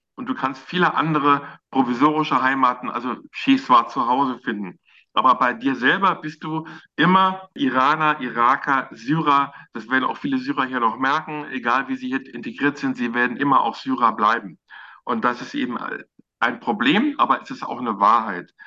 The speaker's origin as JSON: {"language": "German", "town": "Frankfurt am Main", "region": "Hesse", "country": "Germany", "tie": "born or raised there", "moved": "as an adult", "lives_now": "Berlin, Germany", "said": "dass ich äh, in Frankfurt am Main geboren bin. Ich bin Hesse, egal, auch wenn ich jetzt schon Jahrzehnte hier in Berlin lebe."}